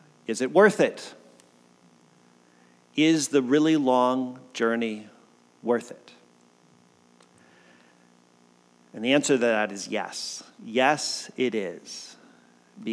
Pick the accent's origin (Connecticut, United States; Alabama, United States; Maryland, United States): Connecticut, United States; moved away as an adult; also born or lived in Kodiak, Alaska; now in Oregon, United States; I grew up in Connecticut, that I'm from the East Coast